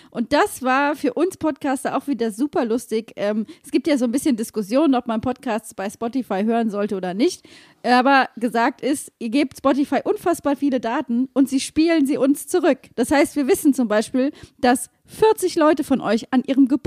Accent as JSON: {"language": "German", "town": "Mainz", "region": "Rhineland-Palatinate", "country": "Germany", "said": "Es lässt sich gut aushalten an diesem Wochenende als Mainzer."}